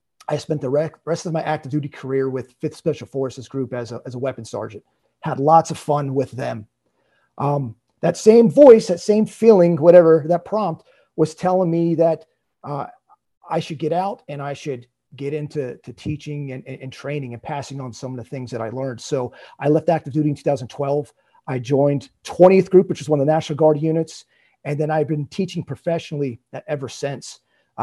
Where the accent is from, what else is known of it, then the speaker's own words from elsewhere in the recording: Lancaster County, Southern Pennsylvania, United States; I grew up in Southern Pennsylvania in Lancaster County